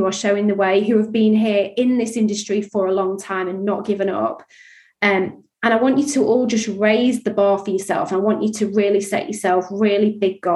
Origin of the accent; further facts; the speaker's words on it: Yorkshire and the Humber, United Kingdom; I grew up in Yorkshire